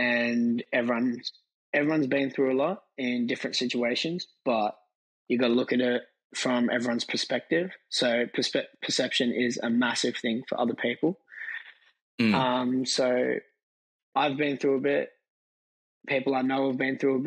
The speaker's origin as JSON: {"language": "English", "town": "Thornleigh", "region": "New South Wales", "country": "Australia", "tie": "born or raised there", "said": "I grew up in Thornleigh, so close to Hornsby"}